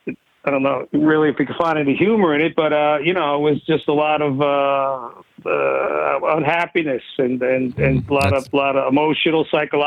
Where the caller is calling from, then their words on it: New York City, New York, United States; I'm calling from New York City.